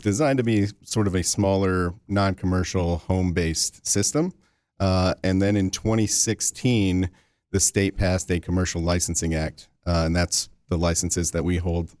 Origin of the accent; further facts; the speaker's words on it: Lansing, Michigan, United States; I'm from the Lansing area